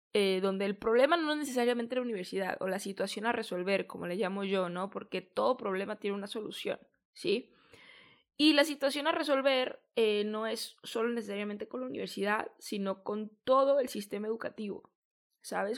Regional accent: Mexico; also born or lived in San Diego, California, United States; Yo soy de México, estudié en San Diego, California

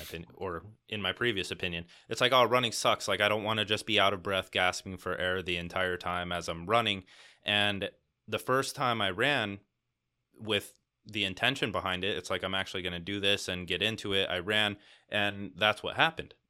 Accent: Arizona, United States; I've just been in Arizona my entire life

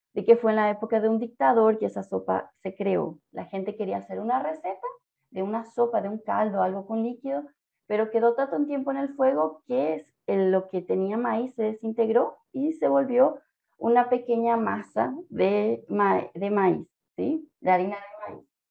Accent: Asunción, Paraguay; moved away as an adult; also born or lived in southern Paraguay / northern Paraguay / central Paraguay; now in Uberlândia, Brazil; Yo soy de Paraguay. Nací en el sur del país, pero crecí en varios puntos de Paraguay, en el norte, en el centro y después me crié completamente en Asunción

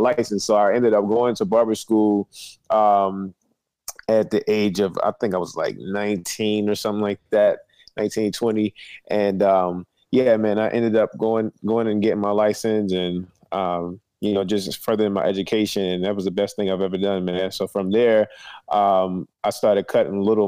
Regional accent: Annapolis, Maryland, United States; I'm from Annapolis, Maryland, man. Right, it's right between Baltimore and D.C., the capital of Maryland, born and raised

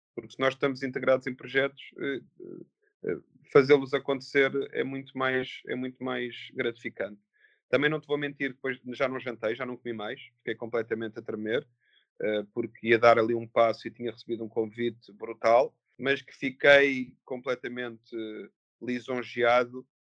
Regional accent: Queluz, Lisbon, Portugal; nasci e criado em Queluz, no bairro 1 de Maio

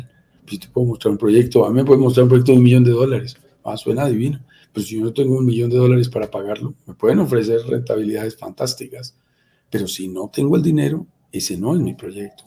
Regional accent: Colombia; en mi propio país

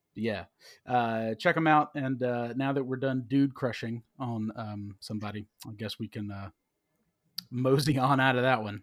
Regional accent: South Carolina, United States; I'm from South Carolina

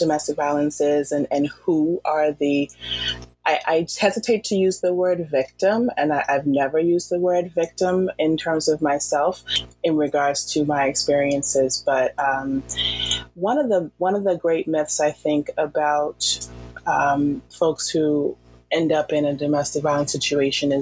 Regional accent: Boston, Massachusetts, United States; also born or lived in Virginia / Washington, D.C.; I'm originally from Boston

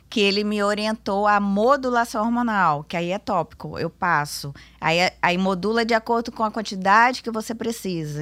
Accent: Vitória, Espírito Santo, Brazil; sou daqui mesmo, de Vitória.

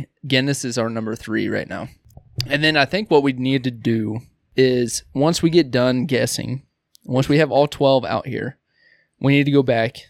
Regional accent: Midwest, United States; Hey, did anybody ever tell you that we are two dads from

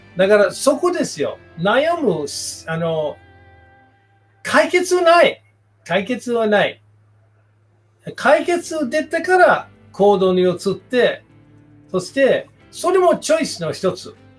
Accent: United States; Japanese is a second language; moved away as an adult; now in Japan

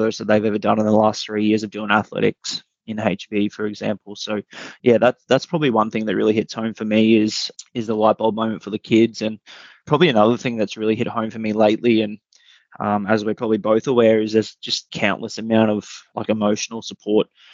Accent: Rockhampton, Queensland, Australia; growing up in Rockhampton, it was pretty enjoyable

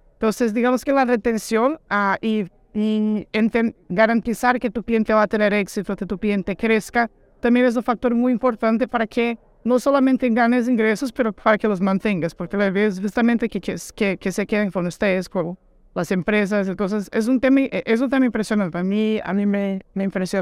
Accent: Brazil; Soy un brasileño un poquito diferente

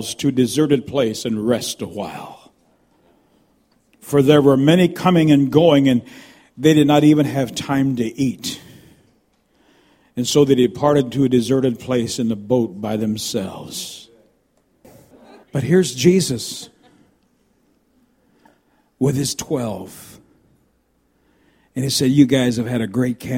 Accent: United States; moved away; also born or lived in Canada; I'm an American by birth. I'm also Canadian

